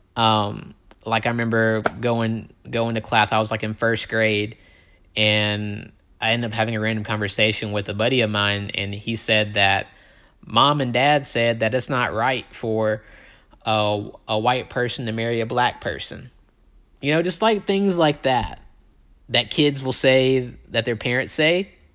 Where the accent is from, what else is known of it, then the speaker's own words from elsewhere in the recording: Tupelo, Mississippi, United States; I'm from Tupelo, Mississippi, okay? Um, it is probably as deep south as you're gonna get in this country